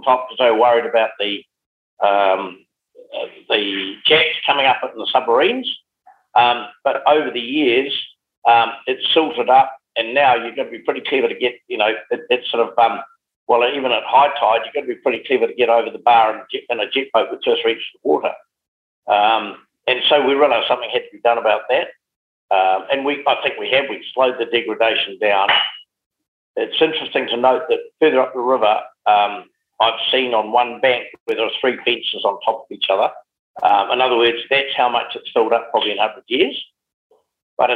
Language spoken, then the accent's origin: English; Geraldine, Canterbury, New Zealand; also born or lived in Timaru; now in Hawke's Bay, New Zealand; I've always said my heart is the Mackenzie, but my wallet is in Hawke's Bay. I'd always wanted to farm, and being based in Geraldine, I used to sort of wander along the road